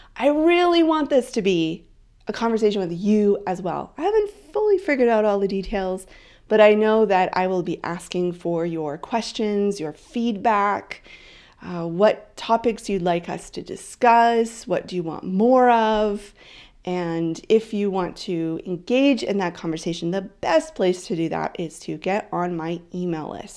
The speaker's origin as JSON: {"language": "English", "country": "Canada", "also_born_or_lived": "Vancouver Island", "said": "I am Canadian."}